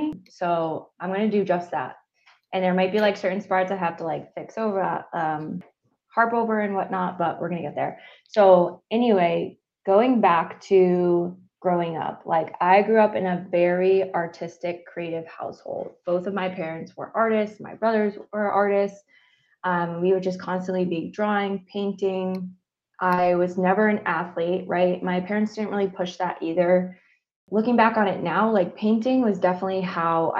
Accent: Northeast, United States; moved away; I'm from the Northeast.

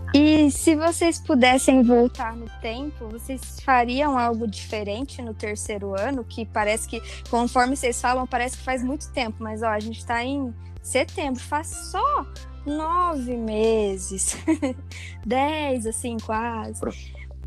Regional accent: Hortolândia, São Paulo, Brazil; também sou de Hortolândia

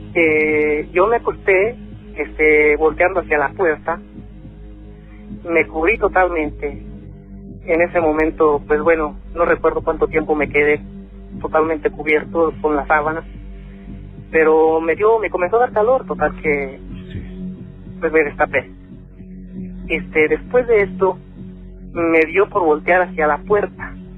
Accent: León, Guanajuato, Mexico; also born or lived in northern California; now in United States; yo soy de León, Guanajuato

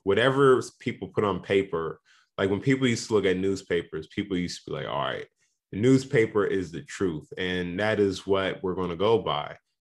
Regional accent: Indianapolis, Indiana, United States; I'm from Indianapolis

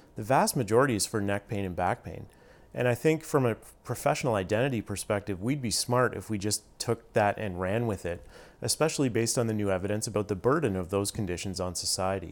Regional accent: Stratford, Ontario, Canada; also born or lived in Toronto; I grew up in Stratford, Ontario

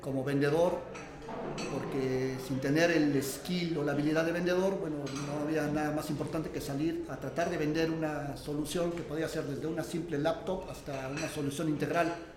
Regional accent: Mexico

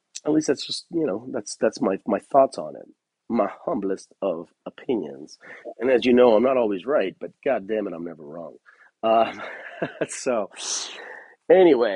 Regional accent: Los Angeles, California, United States; moved away as an adult; now in Bend, United States; I'm from Los Angeles, where it's either hot or just not that hot

